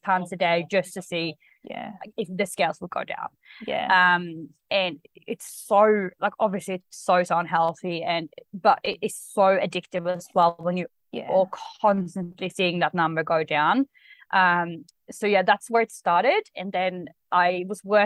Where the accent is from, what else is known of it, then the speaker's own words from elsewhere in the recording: Sweden; English is a second language; moved away as an adult; also born or lived in Australia; now in Bali, Indonesia; I am from Sweden, so that's why I have a bit of an accent, but I lived in Australia for about 8.5 years. Only just relocated to Bali